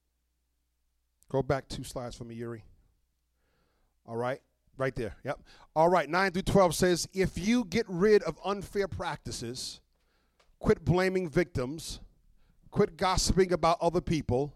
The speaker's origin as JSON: {"language": "English", "town": "New York City", "region": "New York", "country": "United States", "tie": "born or raised there", "said": "I grew up in Brooklyn"}